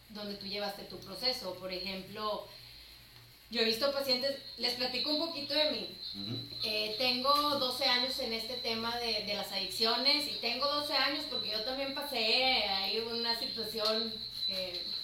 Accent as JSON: {"language": "Spanish", "region": "Chihuahua", "country": "Mexico", "lives_now": "Monterrey, Mexico", "said": "Sí, de hecho era de, Chihuahua."}